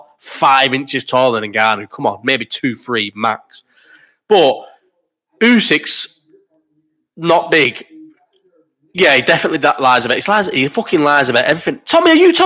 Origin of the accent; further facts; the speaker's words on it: Bolton, North West England, United Kingdom; I'm from Bolton